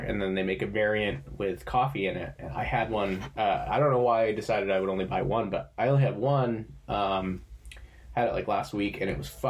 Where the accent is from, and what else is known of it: Maine, United States; born or raised there